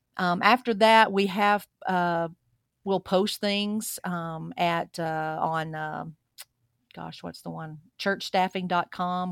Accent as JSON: {"language": "English", "region": "Alabama", "country": "United States", "tie": "born or raised there", "moved": "as an adult", "lives_now": "Boise, United States", "said": "I grew up in Alabama, And every single day out here, I get asked where I'm from because, um, my accent's just a part of who I am now."}